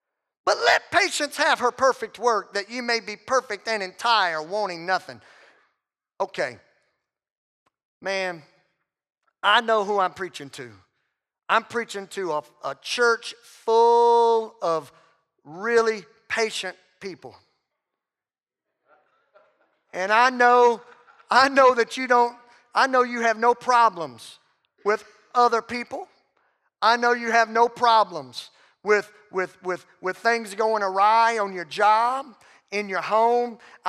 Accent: the South, United States; And man, I come from the South where, you know, when a loved one dies, you know, you go to a viewing service.

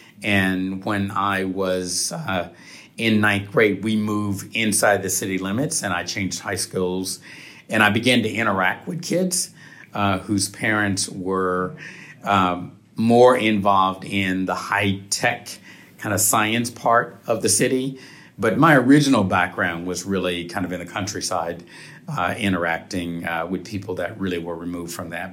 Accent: Huntsville, Alabama, United States; I grew up in a big family, number six of eight kids in Huntsville, Alabama.

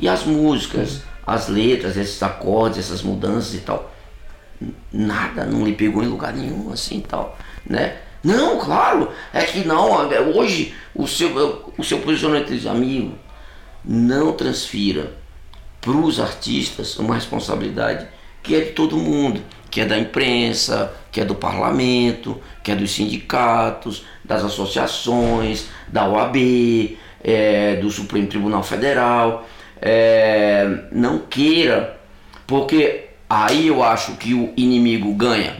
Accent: Catolé do Rocha, Paraíba, Brazil; sertanejo como eu, só que eu sou de do Rocha

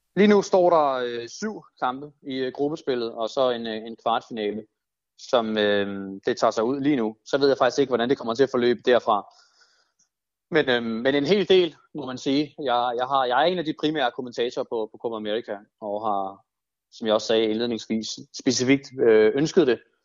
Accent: Denmark; som, som danskere, på den måde, man udtaler det på

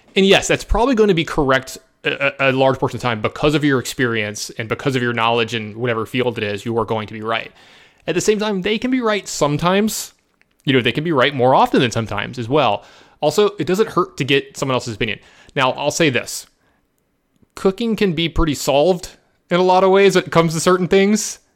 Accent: Baton Rouge, Louisiana, United States; born or raised there

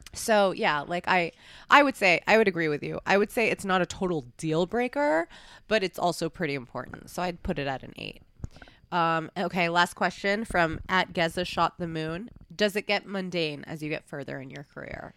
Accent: New York, United States; moved away; also born or lived in Los Angeles; I grew up in New York

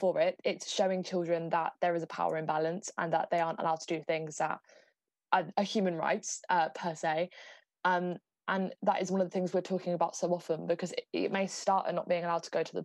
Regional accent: Southampton, South East England, United Kingdom; I'm from Southampton

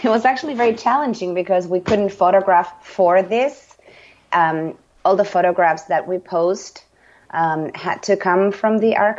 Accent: Argentina; English is a second language; now in United States; Yeah, I'm always the foreign token, you know, because, you know, as you know, I'm from Argentina

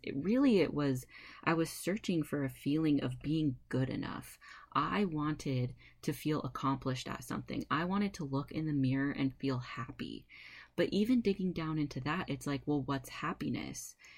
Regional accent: California, United States; moved away as an adult; also born or lived in Fort Collins, Colorado; I was raised in California

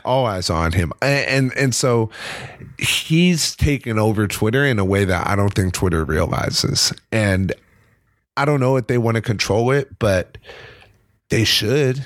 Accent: California, United States; moved away as an adult; now in New York City, United States; I'm very proud to be from California

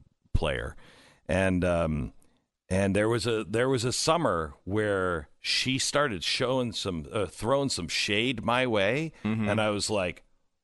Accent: Seattle, Washington, United States; I'm from Seattle area, so she probably is not a fan of mine

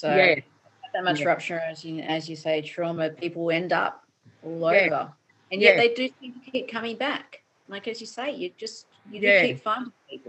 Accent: Sydney, New South Wales, Australia; I come from Newtown.

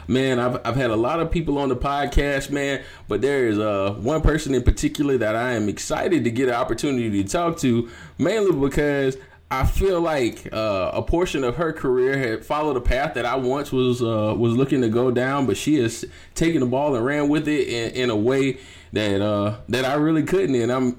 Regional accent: East Coast, United States; when most of us who are from the East Coast think of a place like Tacoma, Washington, it's damn near like Canada to a lot of us.

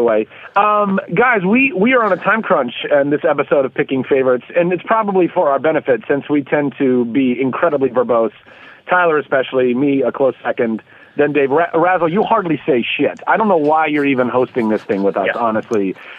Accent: Brampton, Ontario, Canada; now in Vancouver, Canada; Originally from Brampton, which is not something I'm very proud of, and then transplanted to the West Coast. I'm a Vancouver boy.

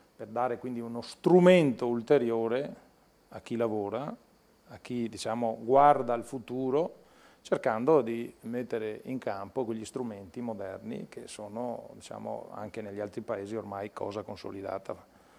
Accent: Veneto, Italy; Io vengo dal Veneto

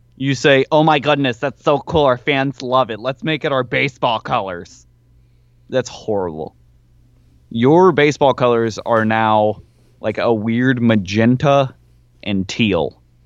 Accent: Nashville, Tennessee, United States; my hometown, Nashville Sounds

